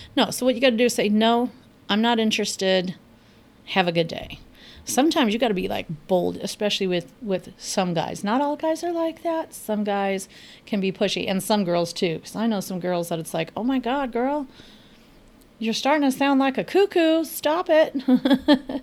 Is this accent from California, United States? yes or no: yes; Los Angeles, California, United States; moved away; I am originally from Los Angeles. I grew up with great tacos.